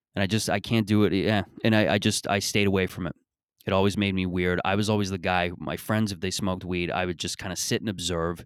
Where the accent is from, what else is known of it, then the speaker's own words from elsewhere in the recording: Mississauga, Ontario, Canada; when I was growing up in Mississauga and growing up in, in this area